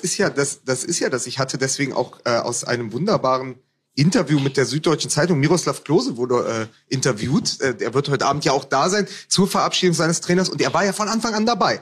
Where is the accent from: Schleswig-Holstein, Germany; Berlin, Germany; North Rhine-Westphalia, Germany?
Berlin, Germany; ich als Berliner